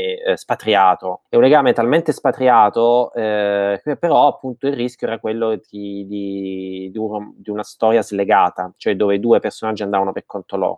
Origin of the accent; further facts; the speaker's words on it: Martina Franca, Apulia, Italy; accent: Martinese dialect; nel mio dialetto